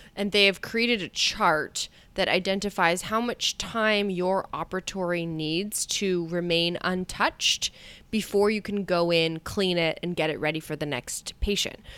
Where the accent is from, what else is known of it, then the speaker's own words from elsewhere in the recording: Canada; I feel like I'm a Canadian here